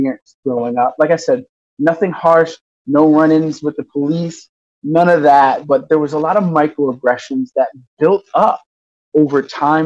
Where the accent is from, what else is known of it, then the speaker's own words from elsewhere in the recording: Newark, Delaware, United States; also born or lived in Yonkers, New York; I was born in Yonkers, New York. My dad worked for DuPont, got a job with DuPont, relocated to Newark, Delaware